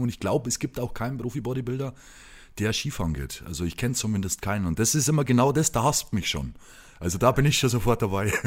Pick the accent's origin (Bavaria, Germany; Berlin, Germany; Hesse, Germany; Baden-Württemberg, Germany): Bavaria, Germany; Lower; in Sachen Heimat, in Sachen Niederbayern